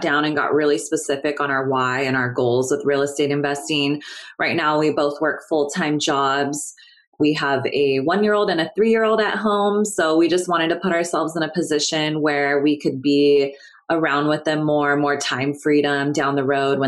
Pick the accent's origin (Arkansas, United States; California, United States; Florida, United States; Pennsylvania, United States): California, United States; Sacramento; moved away as an adult; now in Los Angeles, United States; I am from Sacramento, California. I grew up there